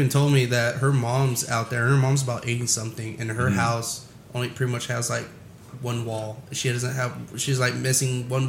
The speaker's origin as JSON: {"language": "English", "country": "United States", "said": "I'm an American elitist. I am fucking first-born generation from immigrants in this country."}